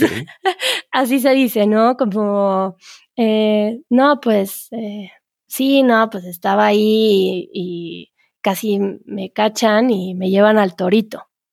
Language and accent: Spanish; Mexico; solo sabemos cuando somos mexicanos